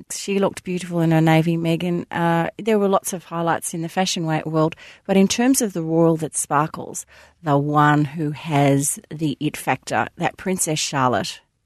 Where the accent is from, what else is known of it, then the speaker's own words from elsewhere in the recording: Australia; being an Aussie